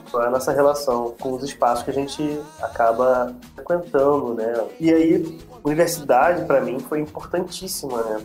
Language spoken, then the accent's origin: Portuguese; Rio de Janeiro, Brazil; Eu cresci e aí morei em Vila Aliança boa parte da minha vida, até os 28 anos